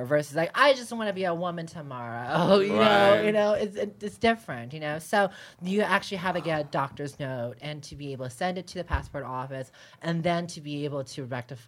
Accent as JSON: {"language": "English", "town": "San Francisco", "region": "California", "country": "United States", "tie": "born or raised there", "said": "I was born in America. I was born in San Francisco. I'm not from Thailand"}